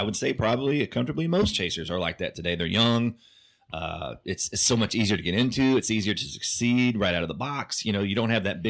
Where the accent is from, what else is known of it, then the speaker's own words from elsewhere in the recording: Oklahoma, United States; I grew up in Oklahoma.